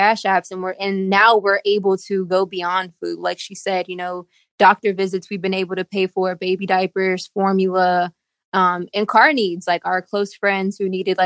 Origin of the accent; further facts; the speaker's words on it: Houston, Texas, United States; also born or lived in San Antonio, Texas; So obviously I lived in Houston, born and raised in Houston, went to San Antonio for college.